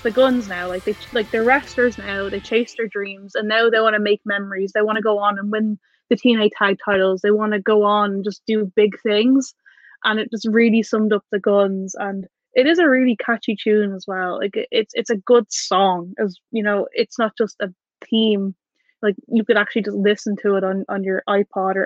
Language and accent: English; Ireland; I'm from Ireland